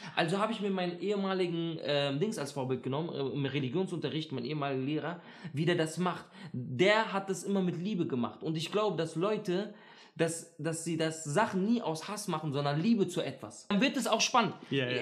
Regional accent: Berlin, Germany; ich bin in Neukölln aufgewachsen

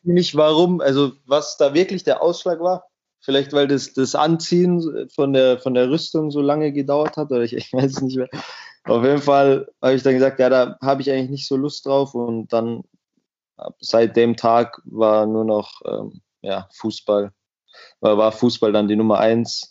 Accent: Miesbach, Bavaria, Germany; also born or lived in United States; in der Stadt, wo ich, wo ich aufgewachsen bin

